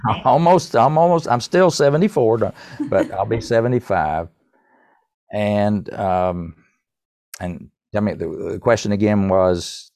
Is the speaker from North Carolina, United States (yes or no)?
yes; North Carolina, United States; I'm from North Carolina